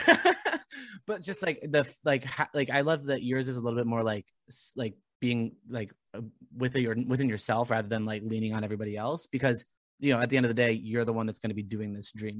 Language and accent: English; Southern Orange County, California, United States; I grew up in Southern Orange County